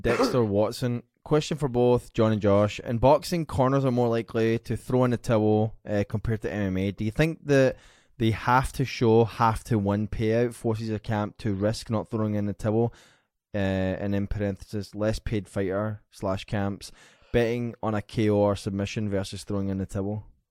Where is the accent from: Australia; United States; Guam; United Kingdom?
United Kingdom; Glasgow, Scotland; born or raised there